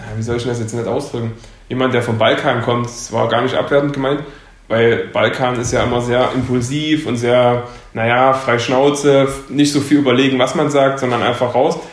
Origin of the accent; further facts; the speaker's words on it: Leipzig, Saxony, Germany; ich komme aus Leipzig und war nie woanders